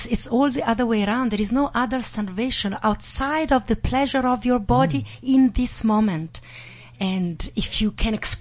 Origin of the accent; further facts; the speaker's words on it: Italy; I grew up in Italy